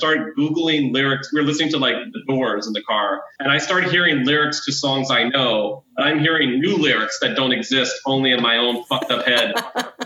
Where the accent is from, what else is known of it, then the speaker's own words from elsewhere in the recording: Virginia, United States; moved away; also born or lived in Florida; I was raised in Virginia, but I lived in Florida very briefly